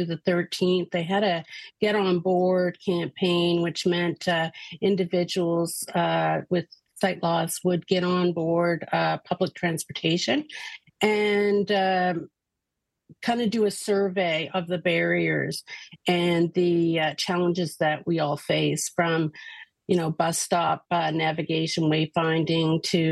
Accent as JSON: {"language": "English", "country": "Canada", "said": "we are Canadian."}